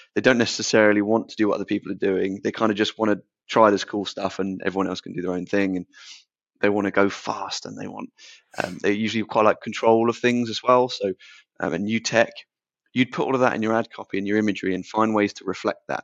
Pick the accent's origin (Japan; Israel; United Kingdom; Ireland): United Kingdom; Portsmouth, South East England; So we're both 25, both born and bred in Portsmouth